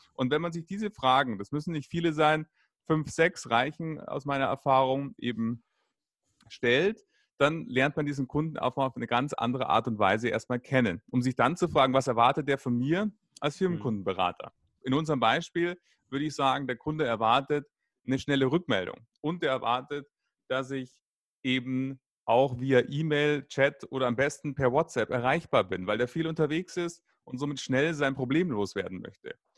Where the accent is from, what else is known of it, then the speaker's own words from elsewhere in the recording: Munich, Bavaria, Germany; in Bayern, ich komme aus München